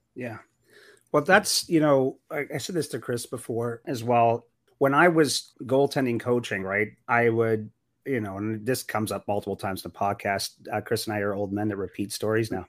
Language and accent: English; Sault Ste. Marie, Ontario, Canada; now in Arizona, United States; I grew up in Sault Ste. Marie, Ontario, which bordered Sault, Michigan.